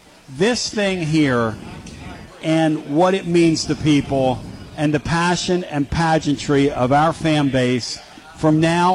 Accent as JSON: {"language": "English", "town": "Philadelphia", "region": "Pennsylvania", "country": "United States", "said": "I come from Philadelphia. You come from up there in Beantown."}